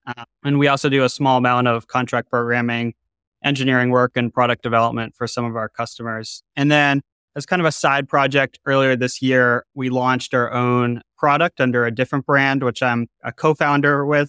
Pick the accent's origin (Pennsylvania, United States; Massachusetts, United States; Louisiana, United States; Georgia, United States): Massachusetts, United States; Boston; I grew up in Boston, Massachusetts on the North Shore in a suburb